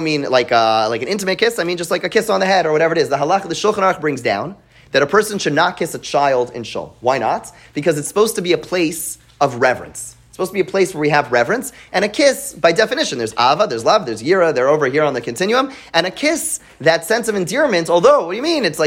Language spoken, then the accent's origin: English; Montreal, Quebec, Canada; now in United States; I grew up in Montreal